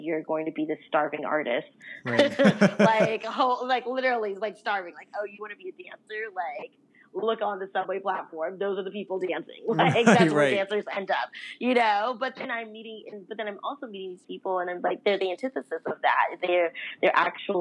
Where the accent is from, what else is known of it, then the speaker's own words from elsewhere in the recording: Los Angeles, California, United States; also born or lived in New York; I'm actually from Los Angeles originally, and that's where I currently live